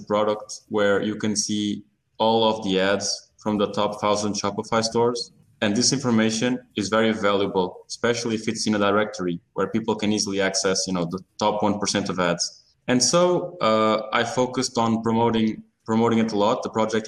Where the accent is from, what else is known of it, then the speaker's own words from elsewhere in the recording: Portugal; I'm originally from Portugal